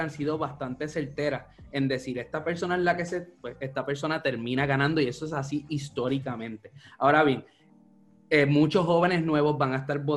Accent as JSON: {"language": "Spanish", "country": "Puerto Rico", "said": "lo que sucede con Puerto Rico, nosotros somos un territorio no incorporado de los Estados Unidos."}